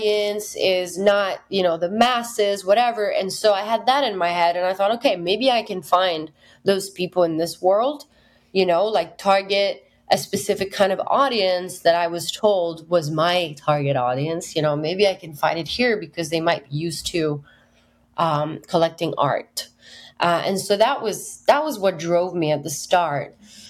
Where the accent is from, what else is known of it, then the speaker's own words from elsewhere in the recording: Italy; moved away as an adult; also born or lived in United Kingdom / Berlin / Nashville; my hometown in Italy